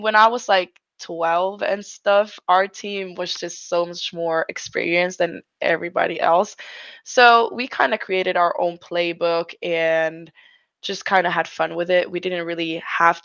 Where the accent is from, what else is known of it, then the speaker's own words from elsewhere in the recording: Finland; I'm from Finland.